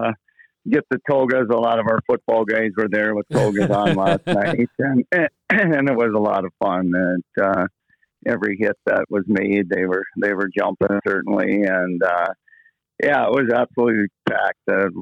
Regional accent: Thief River Falls, Minnesota, United States; Yeah, I guess it was like a lot like a lot of northern Minnesota kids.

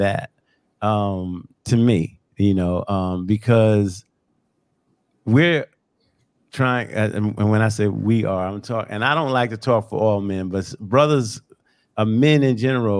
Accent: Long Island, New York, United States; growing up on Long Island

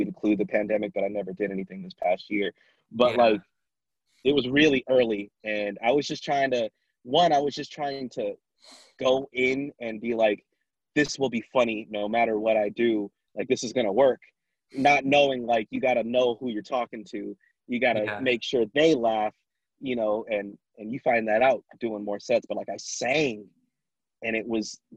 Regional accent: Vallejo, California, United States; also born or lived in Sacramento; I grew up in Vallejo

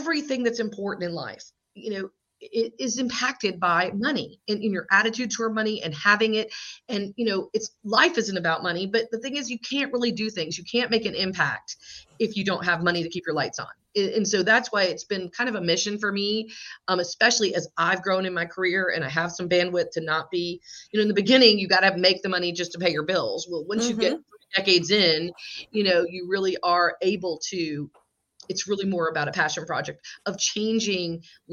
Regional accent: South Georgia, United States; also born or lived in Atlanta, Georgia; My dad's family is from the Northeast, but I grew up in South Georgia, went to college here in Georgia and have stayed

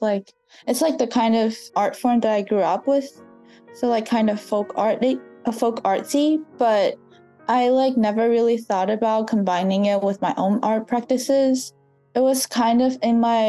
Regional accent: southern China, China; moved away; I was born and raised in southern China. My hometown was in like southern coastal China

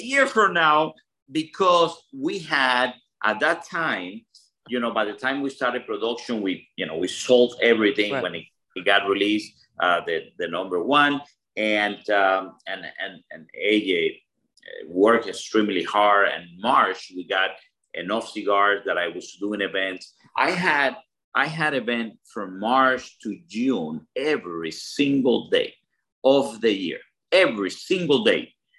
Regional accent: Cuba; moved away; what I learned, Will and Bear, is that, you know, I came from Cuba in a boat.

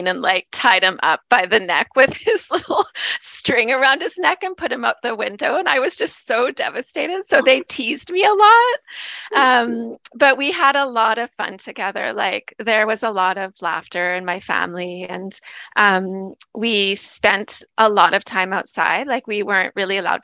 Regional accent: Nanaimo, British Columbia, Canada; also born or lived in Gabriola Island; I'm from Vancouver Island. I grew up in Nanaimo, BC

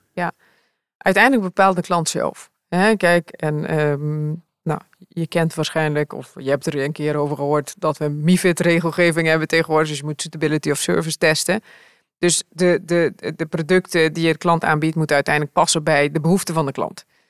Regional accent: Curaçao; moved away as an adult; also born or lived in Rotterdam; now in Netherlands; ik kwam uit Curaçao, want daar ben ik opgevoed en opgegroeid

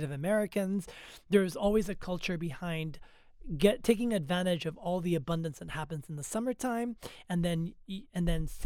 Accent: Nigeria; also born or lived in Lebanon; I'm from I grew up in Africa, right? I grew up in Nigeria and I and in Lebanon, and I I'm I'm an ethnic man, right?

